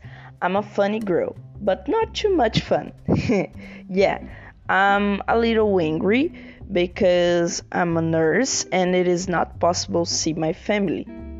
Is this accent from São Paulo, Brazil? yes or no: no; Rio de Janeiro, Brazil; I'm 26 years old. I'm from Rio de Janeiro.